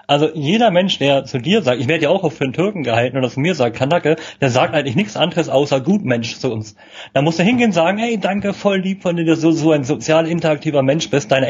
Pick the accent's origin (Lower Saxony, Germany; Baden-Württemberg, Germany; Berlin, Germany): Berlin, Germany; Und ja, man echter als Berliner manchmal an, aber ich kommuniziere das bewusst immer im Vorfeld